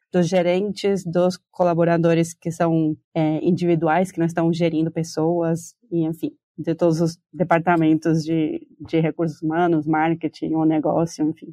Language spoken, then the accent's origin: Portuguese; Argentina; Portuguese is a second language; moved away as an adult; now in Brazil; se vocês estão sentindo um sotaque, é porque eu sou argentina, moro no Brasil faz mais ou menos cinco anos